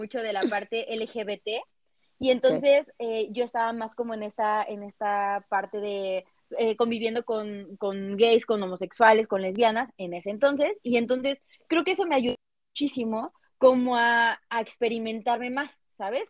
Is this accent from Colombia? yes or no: no; Cuernavaca, Morelos, Mexico; yo soy de Cuernavaca